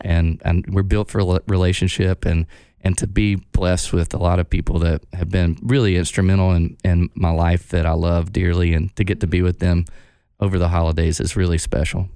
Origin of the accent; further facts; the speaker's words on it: Texarkana, United States; I grew up in Texarkana. Half of it is in Arkansas, half of it is in Texas.